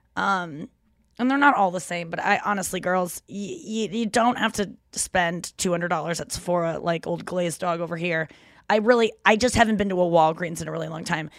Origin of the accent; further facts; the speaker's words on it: New York, United States; me as a New Yorker.